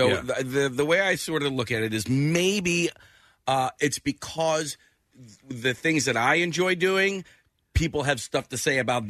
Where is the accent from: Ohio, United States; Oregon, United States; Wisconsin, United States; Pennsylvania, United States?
Pennsylvania, United States; Delaware County; all these people that I grew up in Delaware County